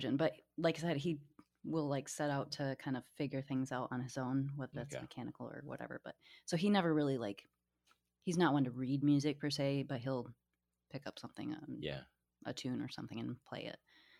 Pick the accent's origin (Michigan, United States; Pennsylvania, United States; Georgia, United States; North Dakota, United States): Michigan, United States; Portage; So Portage is definitely a suburb town. We didn't really, even though we were close to Kalamazoo, we didn't really go downtown.